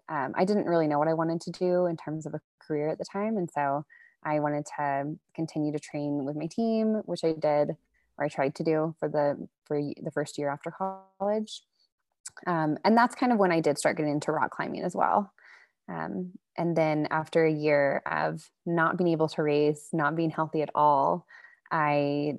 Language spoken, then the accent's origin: English; Texas, United States; Rock climbing to Texas is not a big thing, especially, 8 years ago when I was there, we had one like kind of tiny gym